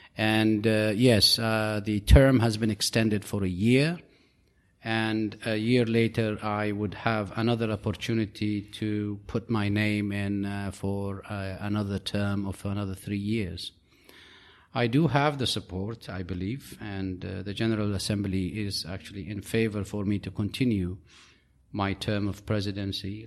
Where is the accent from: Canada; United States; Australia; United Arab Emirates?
United Arab Emirates; I'm from the United Arab Emirates.